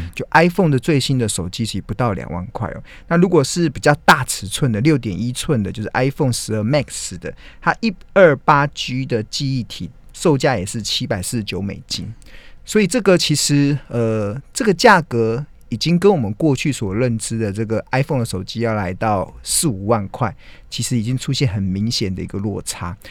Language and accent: Chinese; Taiwan; 身为台湾人真的还蛮兴奋的